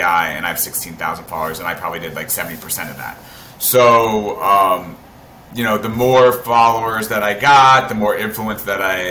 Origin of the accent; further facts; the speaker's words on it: South Florida, United States; moved away as an adult; also born or lived in Tampa, Florida; now in New York, United States; I'm from South Florida. I moved to New York 10 years ago